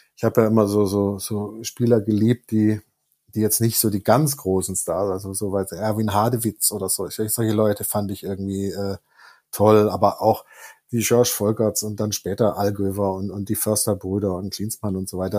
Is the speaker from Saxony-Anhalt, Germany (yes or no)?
no; Stuttgart, Baden-Württemberg, Germany; moved away as an adult; also born or lived in Tübingen; now in Cologne, Germany; ich komme gebürtig aus Tübingen, bin ab der Gymnasialzeit in Stuttgart gewesen und das dann bis, ähm, ja, bis zur Mitte meiner 20er äh, Lebensjahre